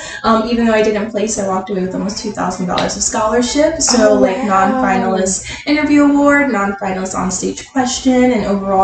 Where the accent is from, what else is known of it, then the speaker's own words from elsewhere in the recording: Illinois, United States; also born or lived in Columbia, Missouri; now in St. Louis, United States; I am from Illinois. I live in St. Louis. I graduated from the University of Missouri in Columbia with my Bachelor's of Sociology.